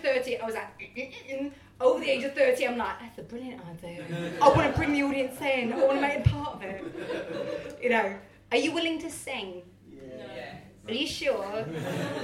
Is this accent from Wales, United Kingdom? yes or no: yes; Matlock, Wales, United Kingdom; I grew up in Matlock, very small kind of like village town